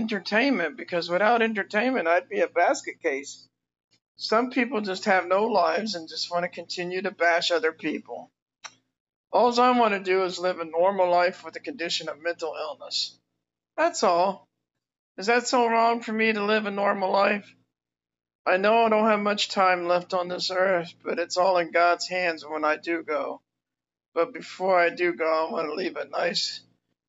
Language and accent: English; United States; an American citizen of my country